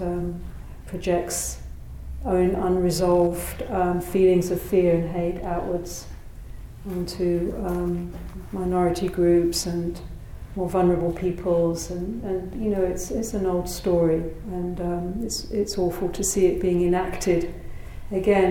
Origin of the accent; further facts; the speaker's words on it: United Kingdom; moved away; my home country of Britain